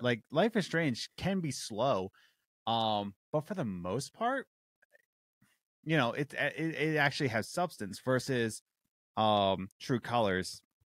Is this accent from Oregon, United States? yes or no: no; Philadelphia, Pennsylvania, United States; born and raised in Philadelphia